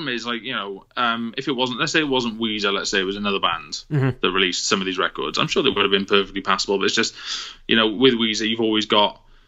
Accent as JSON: {"language": "English", "town": "Cardiff", "region": "Wales", "country": "United Kingdom", "tie": "born or raised there", "said": "I grew up in Cardiff in the early 2000s"}